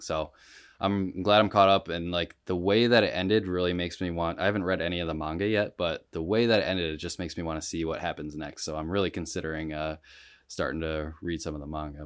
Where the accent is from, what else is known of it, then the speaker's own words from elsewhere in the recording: Rochester, New York, United States; I'm from Rochester